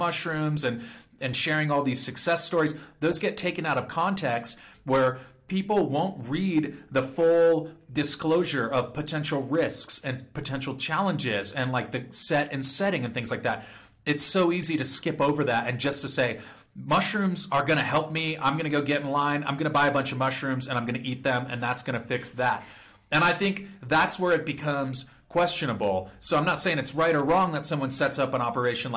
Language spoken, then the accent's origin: English; California, United States; I'm from California